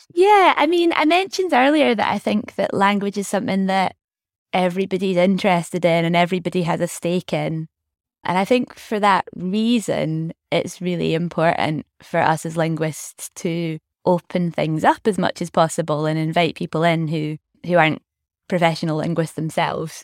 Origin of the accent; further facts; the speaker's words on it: Scotland, United Kingdom; also born or lived in Glasgow; so I grew up in Scotland, very much being Scottish